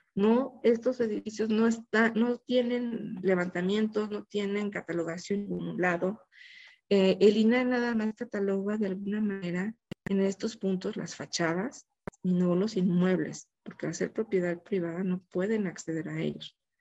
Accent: Mexico; como mexicanos

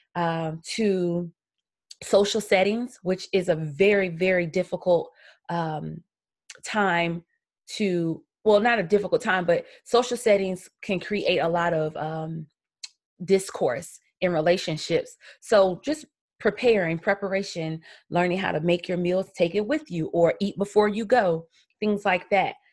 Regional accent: Columbia, South Carolina, United States; I am from Columbia, South Carolina, so I'm an old country gal

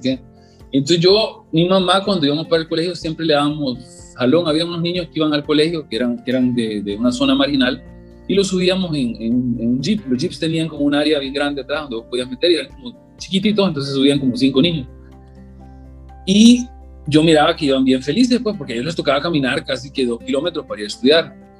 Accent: El Salvador; mi papá era ingeniero agrónomo, pues, de, de aquí de El Salvador. Yo crecí prácticamente estudiando agricultura

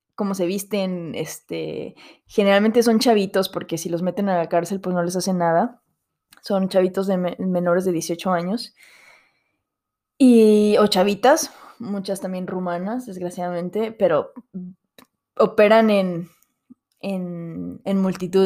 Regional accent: Mexico; moved away as an adult; now in Paris, France; extrañar México

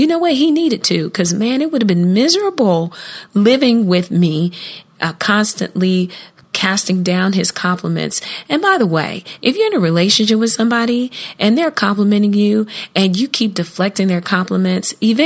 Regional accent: Columbus, Ohio, United States; Columbus, my hometown

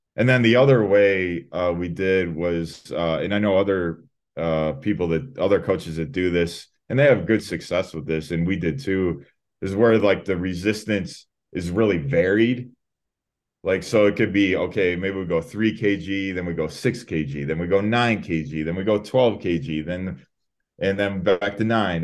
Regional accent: Chicago, Illinois, United States; moved away as an adult; now in Albuquerque, United States; I'm originally from Chicago, Illinois.

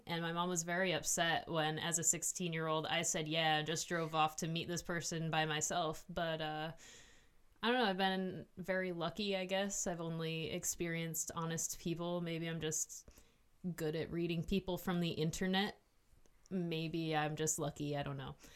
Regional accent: Hornell, New York, United States; also born or lived in Canisteo, New York; I was born in the Southern Tier in a town called Hornell with an H, not a C

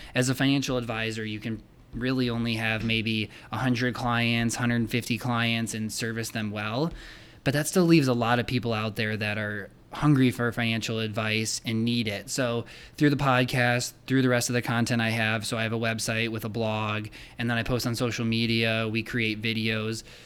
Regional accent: Rockford, Illinois, United States; I grew up in Rockford, Illinois

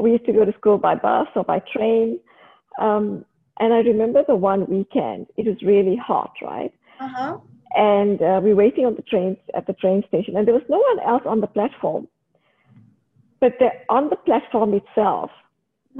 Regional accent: South Africa; moved away as an adult; also born or lived in Canberra, Australia; now in Australia; I was brought up, like I grew up in South Africa

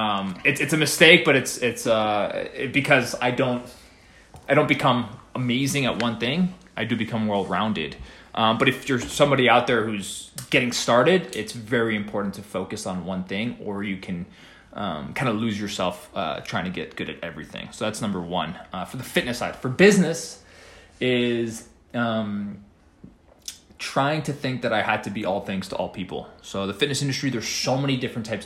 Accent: New York City, New York, United States; moved away; I'm from the East Coast. Grew up in New York City a little bit

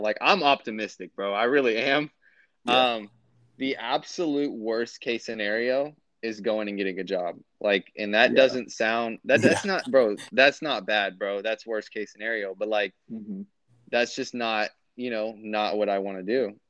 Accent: United States; moved away as an adult; now in Kansas City, United States; It's like 45 to like 50 minutes away from, like, my hometown up to downtown Kansas City

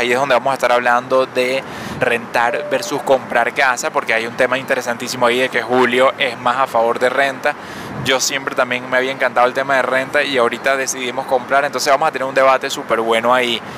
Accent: Caracas, Capital District, Venezuela; also born or lived in New York; now in Miami, United States; caraqueña como nosotros

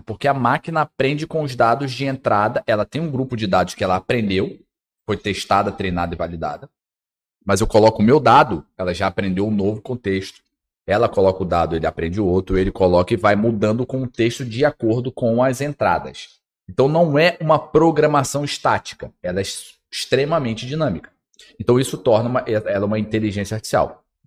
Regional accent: Porto Velho, Rondônia, Brazil; como minhoca que sou aqui de Porto Velho

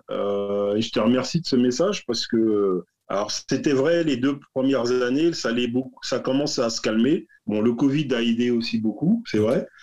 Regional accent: Paris, Île-de-France, France; on est français et parisien. Alors, il n'y a rien de pire que les parisiens.

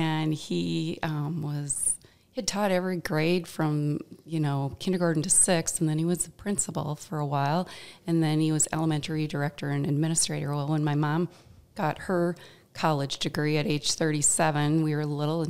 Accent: Mankato, Minnesota, United States; Our family moved here when I was four

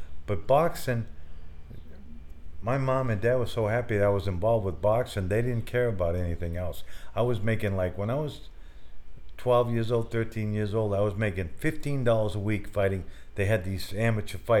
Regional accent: Portland, Maine, United States; I'm originally from Portland, Maine

